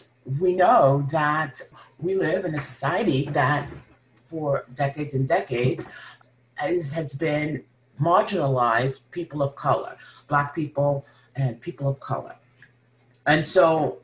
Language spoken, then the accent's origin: English; Long Island, New York, United States; moved away as an adult; also born or lived in Ohio / Huntington, West Virginia / Connecticut / Atlanta, Georgia; now in Kansas City, United States; I'm originally from Long Island, New York. That's where I grew up